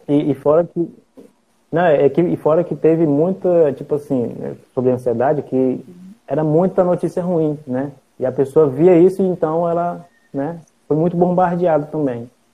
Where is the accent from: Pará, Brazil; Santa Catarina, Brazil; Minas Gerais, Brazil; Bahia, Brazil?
Pará, Brazil; now in Imperatriz, Brazil; eu não sou daqui de Imperatriz, eu sou lá do Pará